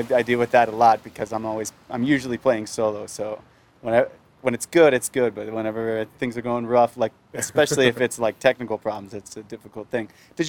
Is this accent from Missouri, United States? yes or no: yes; St. Louis, Missouri, United States; I'm from St. Louis, so for me, it's always the Mississippi River.